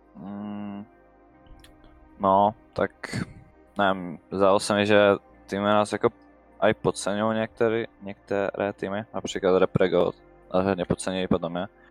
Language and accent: Czech; Vsetín, Zlín Region, Czechia; jsem ze Zlína, ze Vsetína. je mi 16 let.